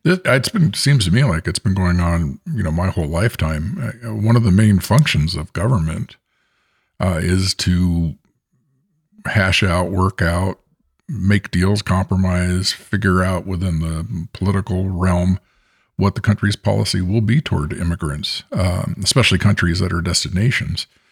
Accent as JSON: {"language": "English", "area": "Bay Area", "region": "California", "country": "United States", "tie": "born or raised there", "said": "I'm the American and I grew up in the Bay Area."}